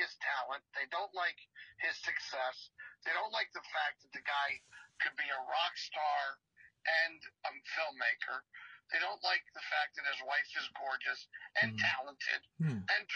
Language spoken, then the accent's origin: English; Lehigh Valley, Pennsylvania, United States; I'm from the Lehigh Valley